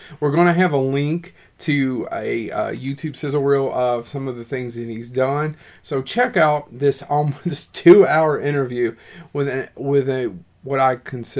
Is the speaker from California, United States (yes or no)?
no; Eastern Kentucky, United States; also born or lived in Lexington, Kentucky; Well, we are actually both from Eastern Kentucky. I don't know how familiar you are with Kentucky, but we both grew up in the mountains, which is probably, you can hear our accents as well, obviously, but we both grew up in the mountains.